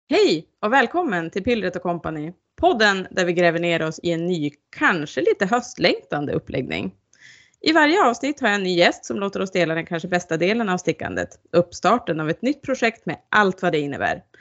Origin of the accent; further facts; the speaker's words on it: Sollefteå, Västernorrland County, Sweden; now in Umeå, Sweden; Jag är ju ja. från Sollefteå i Ångermanland. Mm. Och det är ganska tydligt när man har pratat med någon hemifrån. Det brukar höras att det ändras, liksom dialekten.